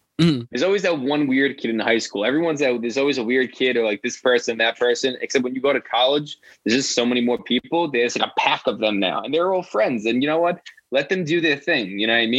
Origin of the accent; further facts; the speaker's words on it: New York City, New York, United States; also born or lived in Bronx, New York; I'm from Bull's Head. So if anyone's listening from Staten Island, it's right over near Staten Island Mall